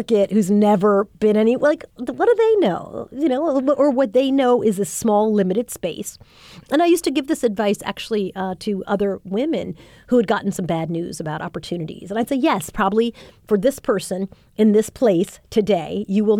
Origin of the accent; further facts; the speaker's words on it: Long Island, New York, United States; a teenager growing up in Long Island